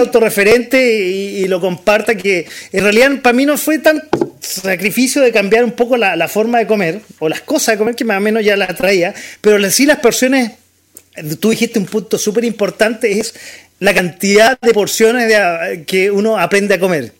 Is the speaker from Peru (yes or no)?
no; Chile